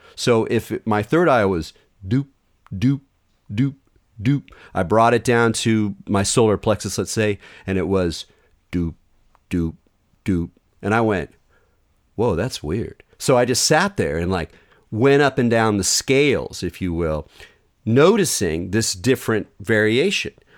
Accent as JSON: {"language": "English", "region": "Southern California", "country": "United States", "tie": "born or raised there", "said": "I grew up in Southern California"}